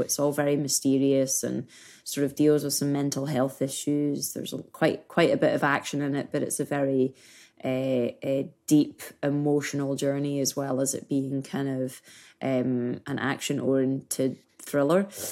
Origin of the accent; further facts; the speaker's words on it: Scotland, United Kingdom; moved away; being Scottish, being British